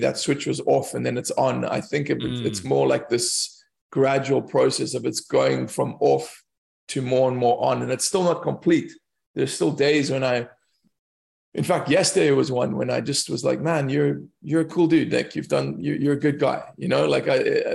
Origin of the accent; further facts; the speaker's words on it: South Africa; moved away as an adult; also born or lived in London; as a South African, especially as a white South African, growing up around these people who, you know, they're very impoverished